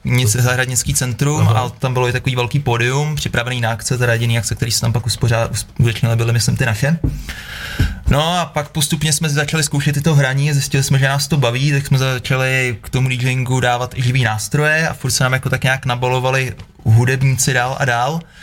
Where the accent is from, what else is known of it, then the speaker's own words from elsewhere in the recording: Kamenice, Czechia; moved away; já jsem z Kamenice a moje žena je z vesnice asi 3 km od Kamenice, z mýho baráku vidím na její barák